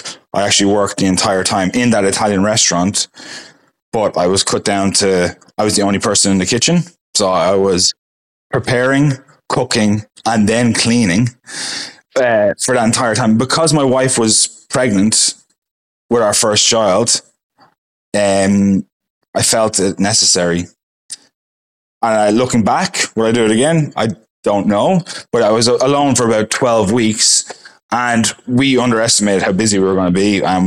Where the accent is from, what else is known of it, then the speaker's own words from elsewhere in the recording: Ireland; now in Perth, Australia; Ireland will always be my home. It's always going to be in my accent. So it's always going to be my home.